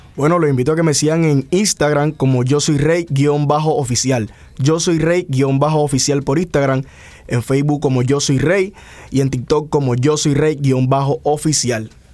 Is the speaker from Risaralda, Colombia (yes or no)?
no; Cartagena, Bolívar, Colombia